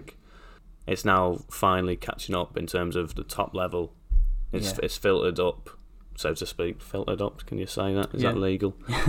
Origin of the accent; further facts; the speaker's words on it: England, United Kingdom; And we're bloody English